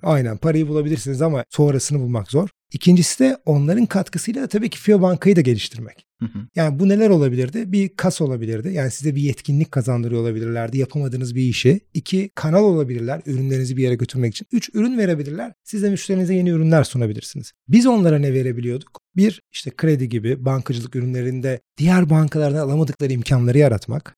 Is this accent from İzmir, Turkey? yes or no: yes; İzmir, Turkey; moved away as an adult; now in Istanbul, Turkey; İzmirliyim. İş hayatına İzmir'de atıldım. Ondan sonra İstanbul'a gelip